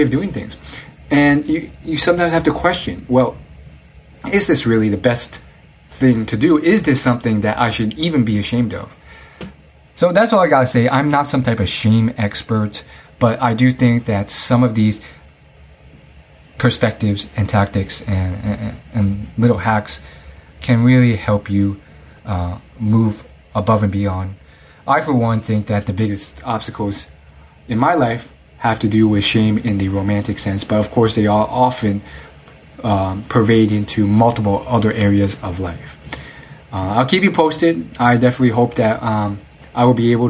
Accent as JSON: {"language": "English", "country": "United States", "tie": "born or raised there", "said": "not being able to speak Chinese well because I'm American born"}